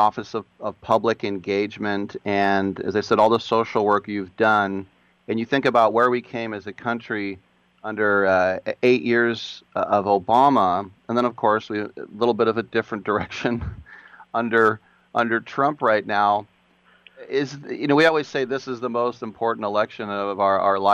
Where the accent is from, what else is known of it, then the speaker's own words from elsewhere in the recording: Oakland, California, United States; I'm from Oakland